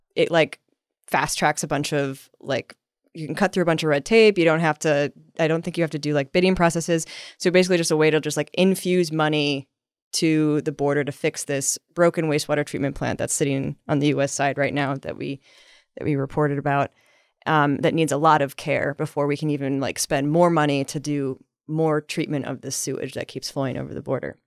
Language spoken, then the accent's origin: English; Midwest, United States; now in San Diego, United States; I'm from the Midwest